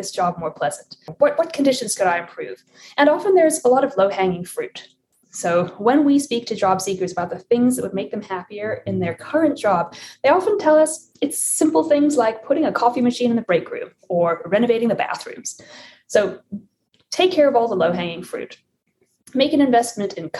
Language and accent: English; South Africa; moved away; I was born and raised in South Africa